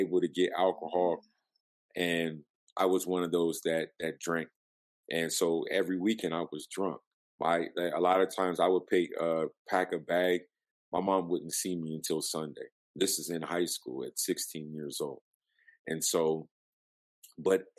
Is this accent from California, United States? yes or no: yes; San Diego, California, United States; also born or lived in Jacksonville, Florida; But I was raised in San Diego, California. My dad was in the Navy, so I pretty much lived there from 82 to 2000.